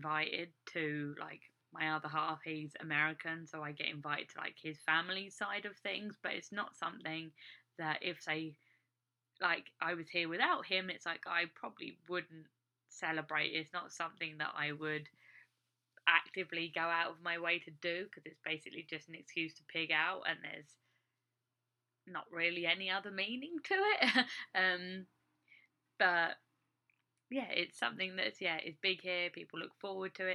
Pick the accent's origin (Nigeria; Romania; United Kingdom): United Kingdom; England; moved away as an adult; now in United States; As an English person